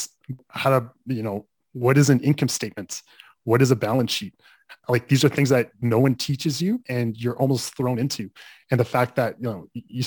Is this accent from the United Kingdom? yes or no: no; Calgary, Alberta, Canada; I grew up in Calgary